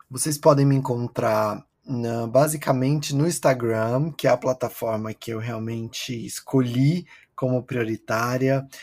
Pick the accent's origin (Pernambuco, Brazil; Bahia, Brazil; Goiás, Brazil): Goiás, Brazil; interior of; also born or lived in São Paulo, Brazil; now in New York, United States; eu sou de, do interior de Goiás, uma cidade muito pequena que fica perto de Caldas Novas, que tem 20 mil habitantes.